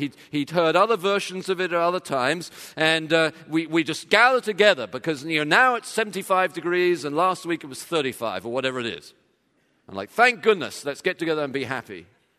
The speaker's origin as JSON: {"language": "English", "region": "England", "country": "United Kingdom", "tie": "born or raised there", "said": "When I was growing up, of course, I grew up in England."}